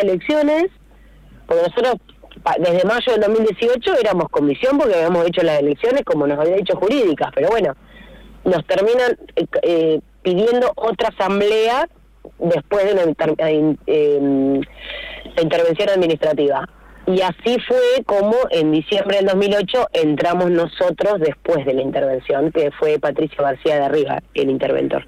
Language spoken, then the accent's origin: Spanish; Rivadavia, Argentina; yo soy de Rivadavia de, siempre, de toda la vida, viví y vivo eh, a tres cuadras de la cancha.